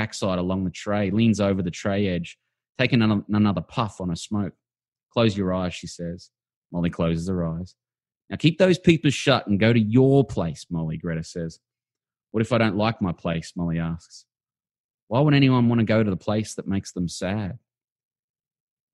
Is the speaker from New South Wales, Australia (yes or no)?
no; Brisbane, Queensland, Australia; I knew them in the 1980s in Housing Commission Brisbane